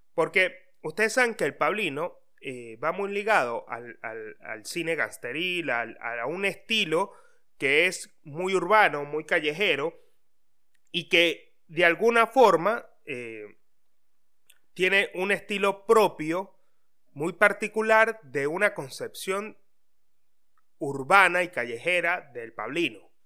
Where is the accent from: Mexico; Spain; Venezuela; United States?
Venezuela; moved away as an adult; now in Argentina; todos somos de Venezuela y amamos a nuestra patria